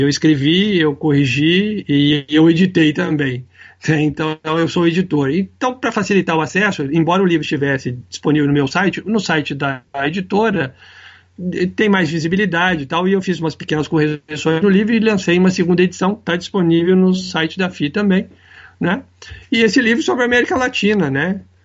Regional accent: Brazil; eu sou brasileiro, eu me criei nesse país

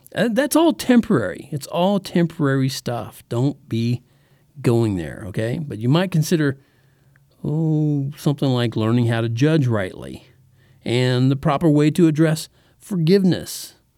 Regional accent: Texas, United States; also born or lived in El Paso, Texas / Oklahoma; from about the third grade to the twelfth in Texas, that's where we lived

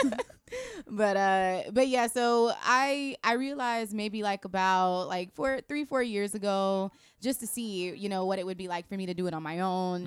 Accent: Tampa, Florida, United States; also born or lived in Long Island, New York; I'm from Tampa in a sense where, like, I've spent majority of my life there

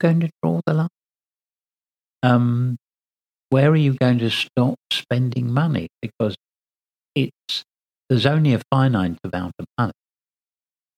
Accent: United Kingdom; I'm British through and through.

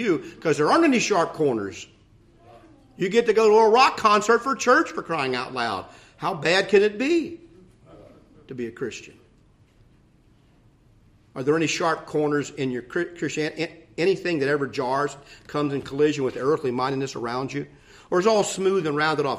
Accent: Ohio, United States; I grew up in Ohio

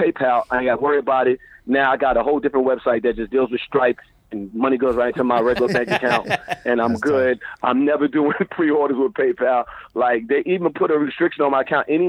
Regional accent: New York City, New York, United States; moved away as an adult; now in Bay Area, United States; I'm from Brooklyn. I was raised around a lot of stuff

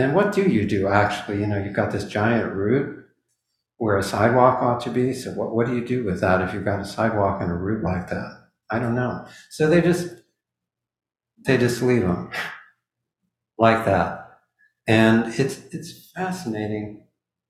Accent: Midwest, United States; When I was growing up in the Midwest

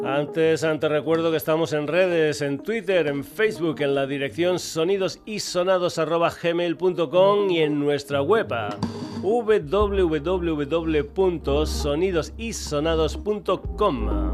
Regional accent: Burguillos del Cerro, Extremadura, Spain; una banda de Burguillos ante el Cerro, mi pueblo

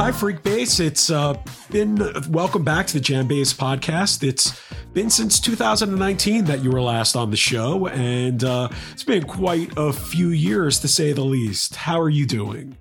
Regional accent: New York City, New York, United States; my hometown of New York

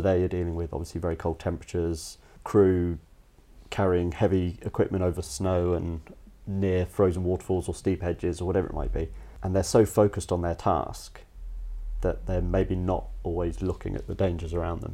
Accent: Cayman Islands; moved away; also born or lived in United States; I was born in the States. When I was about four, moved over to an island in the Caribbean, the Cayman Islands, and just had a, a little bit of sort of a feral up, bringing, I guess, as a kid.

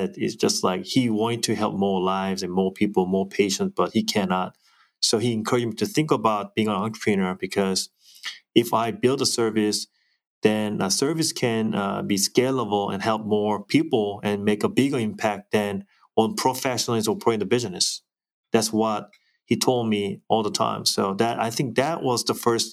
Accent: Yeosu, South Jeolla, South Korea; now in United States; Korea is my hometown, and I was raised in a fishing town. It's called Yeosu, beautiful, beautiful town in South Korea

